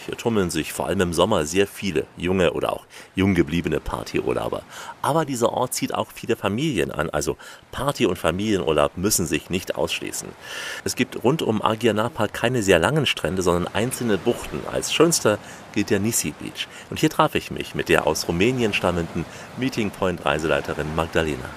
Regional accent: East German citizen, East Germany, Germany; Ich bin auch Deutscher, aber ein paar Tage noch älter, DDR-Bürger

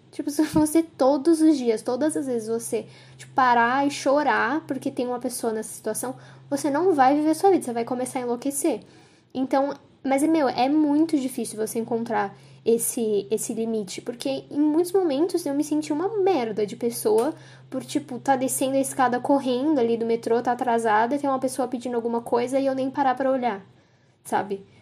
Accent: São Paulo, Brazil; also born or lived in Ribeirão Preto; eu nasci em São Paulo, mas eu passei boa parte da minha infância em Ribeirão Preto, que assim, é uma cidade interior, mais grandinha assim, mas continua sendo uma cidade interior. E quando eu voltei para São Paulo, eu lembro de ficar muito em choque, que acontecia muita coisa o tempo inteiro. Isso eu tinha uns 9 anos

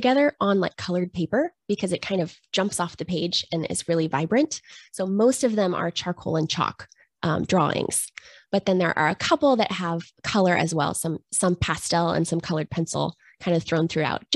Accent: Washington, United States; I'm from Washington State.

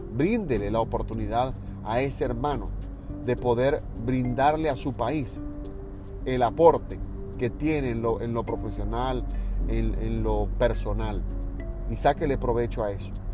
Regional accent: Venezuela; now in United States; como venezolanos y los que estamos fuera

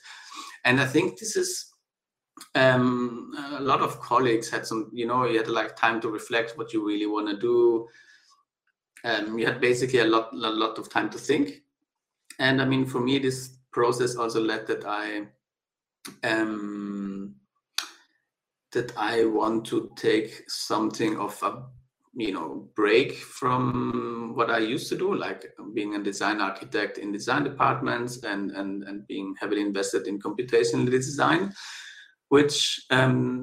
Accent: South Tyrol, Trentino-Alto Adige, Italy; moved away; I got a summer job in my hometown in South Tyrol

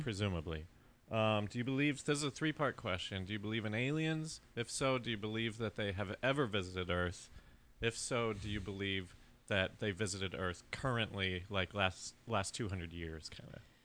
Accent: Colorado, United States; growing up in Colorado

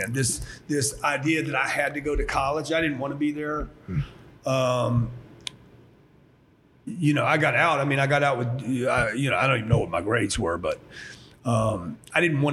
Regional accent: Louisiana, United States; born or raised there; also born or lived in Houston, Texas / California; now in Miami, United States

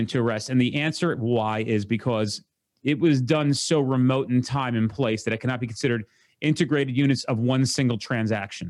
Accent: New Jersey, United States; I'm from New Jersey

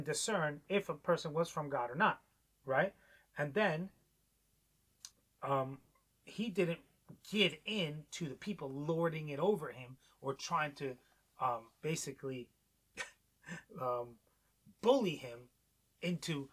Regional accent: New York, United States; moved away; growing up in New York

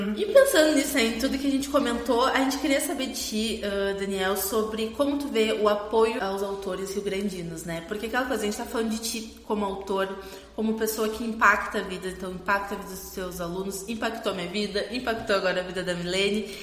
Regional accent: Rio Grande, Rio Grande do Sul, Brazil; eu sou da Bernadette, do fundão da Bernadette aqui em Rio Grande

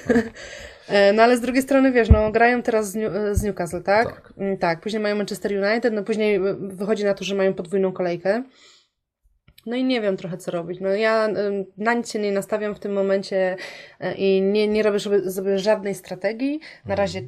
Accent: Poznań, Greater Poland, Poland; moved away; pochodzę z Poznania

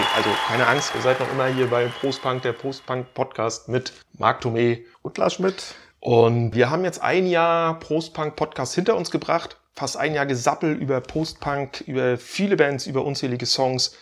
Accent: Stralsund, Mecklenburg-Vorpommern, Germany; aus meiner Heimatstadt

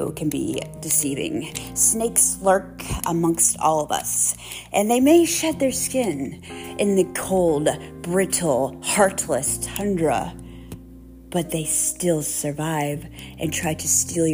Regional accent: Pennsylvania, United States; moved away; I'm from Pennsylvania

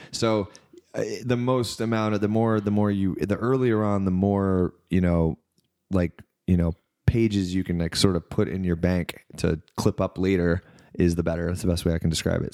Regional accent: Knoxville, Tennessee, United States; also born or lived in Florida / Mississippi; I grew up in Knoxville, Tennessee, so, like, east of Nashville

